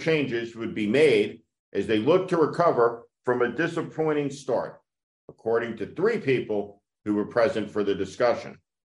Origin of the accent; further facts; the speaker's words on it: Park City, Utah, United States; my hometown, Park City, Utah